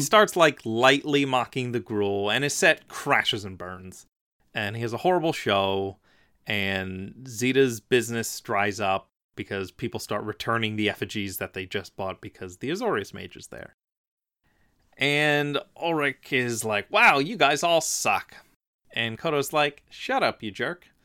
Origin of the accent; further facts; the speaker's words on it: Philadelphia, Pennsylvania, United States; also born or lived in New York; I'm from Philadelphia. I lived right next to New York a lot